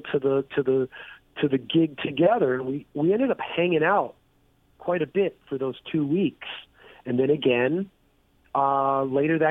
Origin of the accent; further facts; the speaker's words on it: Toronto, Ontario, Canada; Toronto, my hometown